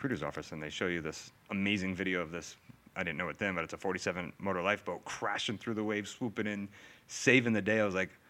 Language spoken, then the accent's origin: English; Maine, United States; also born or lived in Worcester, Massachusetts; now in Hamilton, United States; I was born in Worcester here in Massachusetts. Yeah. I don't remember much about living in Worcester. I was really young. My family then moved up to up to Maine. I grew up on like a small little dairy farm.